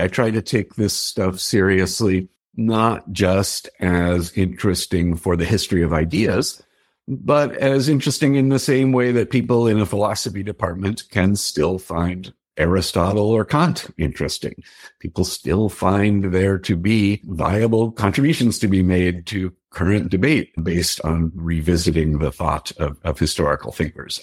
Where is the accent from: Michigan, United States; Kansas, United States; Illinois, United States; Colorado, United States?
Colorado, United States; Denver; I grew up in Denver